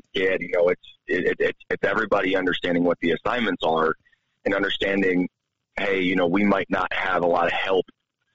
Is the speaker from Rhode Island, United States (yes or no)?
no; New York, United States; now in Helena, United States; growing up in New York